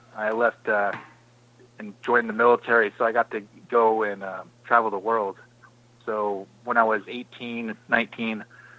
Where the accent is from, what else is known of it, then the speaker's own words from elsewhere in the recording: Northern California, United States; I'm from Northern California. I was born and raised in Northern California. Basically, we're between wine country and Humboldt. So my grandparents are from Mendocino. They were born there, and my family's had homesteaded property pretty close to that area